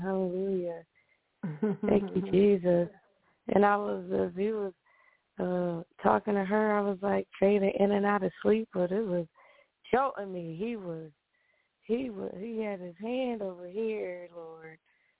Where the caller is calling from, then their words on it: New York, United States; from New York.